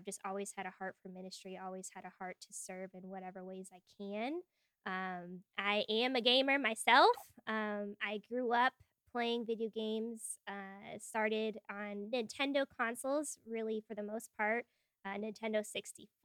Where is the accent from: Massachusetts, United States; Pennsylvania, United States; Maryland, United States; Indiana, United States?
Massachusetts, United States; New England; I born and raised in New England from Massachusetts.